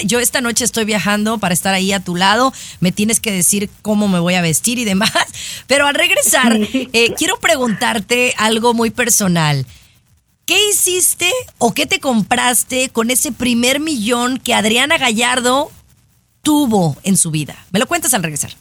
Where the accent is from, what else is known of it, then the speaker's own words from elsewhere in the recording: Guadalajara, Jalisco, Mexico; moved away as an adult; now in United States; cuando viví en Guadalajara, Jalisco, México.